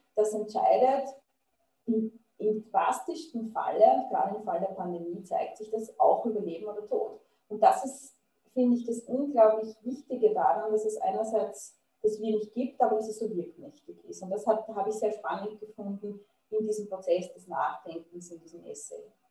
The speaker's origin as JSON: {"language": "German", "country": "Austria", "said": "als Österreicherin"}